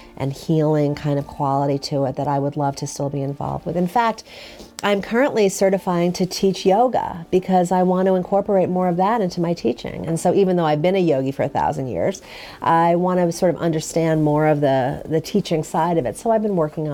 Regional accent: New York City, New York, United States; moved away; I'm from New York City

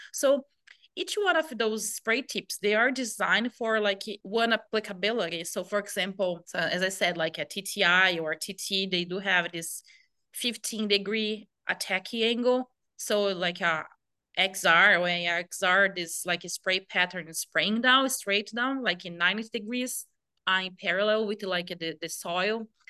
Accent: Brazil; moved away as an adult; also born or lived in Nebraska, United States; I came from Brazil

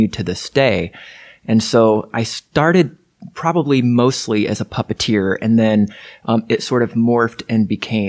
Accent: Lafayette, Indiana, United States; I grew up in Lafayette, Indiana

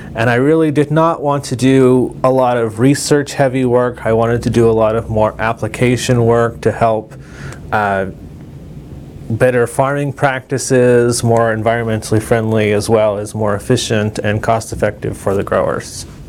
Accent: Covina, California, United States; moved away as an adult; also born or lived in Pomona, California; now in Lincoln, Nebraska, United States; I'm originally from California, from a town in uh, eastern Los Angeles County called Covina

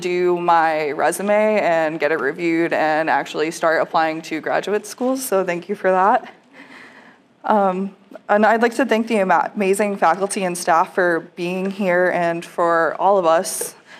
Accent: Connecticut, United States; moved away as an adult; now in Nebraska, United States; I am from Connecticut, as I mentioned before, but I had never been to the Midwest, not even Chicago, before my new student enrollment day.

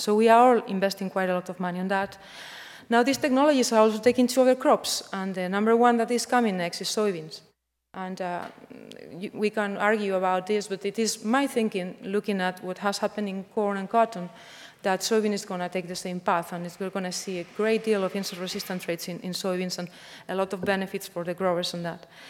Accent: Spain; moved away; I'm coming from Spain.

